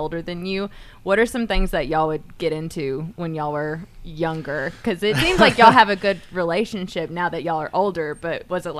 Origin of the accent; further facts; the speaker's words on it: Chickamauga, Georgia, United States; I'm actually, my hometown is Chickamauga, Georgia. We All had right. one red light.